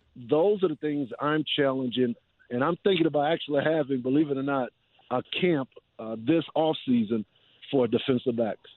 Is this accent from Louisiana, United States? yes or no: yes; New Orleans, Louisiana, United States; in my hometown in a Superdome where I played high school football